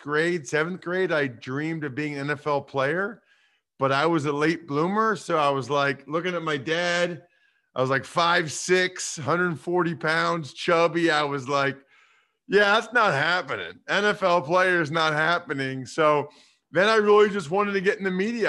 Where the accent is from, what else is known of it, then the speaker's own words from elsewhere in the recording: Reading, Pennsylvania, United States; now in Harrisburg, United States; I'm originally from Reading, which is kind of a narrow west of Philly